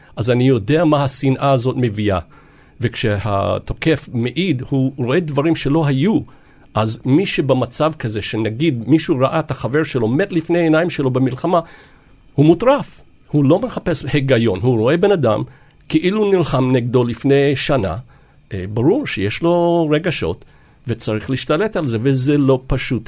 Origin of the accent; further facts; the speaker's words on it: Los Angeles, California, United States; moved away; אני בתור ילד בלוס אנג'לס